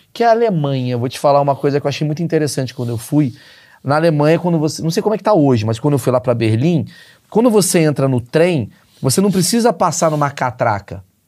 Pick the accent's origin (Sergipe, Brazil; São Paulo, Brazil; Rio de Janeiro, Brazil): Rio de Janeiro, Brazil; Eu, eu nasci no Rio de Janeiro